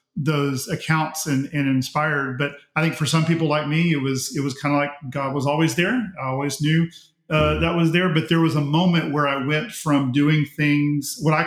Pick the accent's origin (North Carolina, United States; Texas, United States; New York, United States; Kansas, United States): Texas, United States; Pearland; I grew up in United Methodist Church, Pearland First United Methodist Church, was baptized there, attended all the way through and graduated from there.